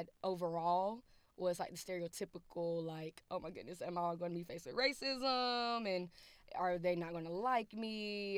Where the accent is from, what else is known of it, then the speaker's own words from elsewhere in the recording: Thomasville, North Carolina, United States; moved away as an adult; now in Raleigh, United States; I am from Thomasville, North Carolina, so it's about 1.5 hours away from Raleigh.